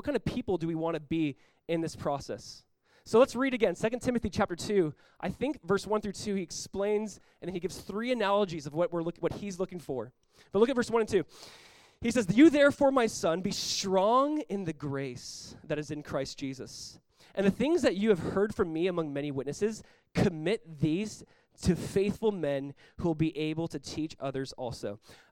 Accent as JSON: {"language": "English", "region": "Southern California", "country": "United States", "tie": "born or raised there", "said": "when I was like 18 years old, growing up in Southern California, I was a part of Calvary Chapel Costa Mesa."}